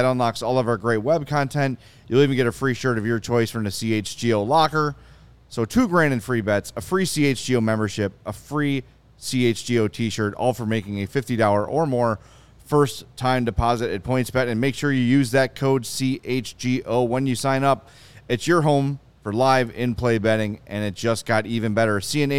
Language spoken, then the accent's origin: English; Oak Lawn, Illinois, United States; I grew up in Oak Lawn. Almost everybody in my high school was white. Grade school, 100% white, right?